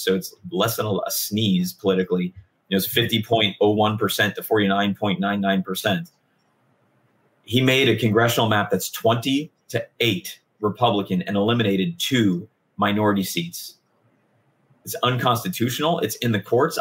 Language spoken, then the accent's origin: English; Hillsborough, Florida, United States; I'm from Hillsboro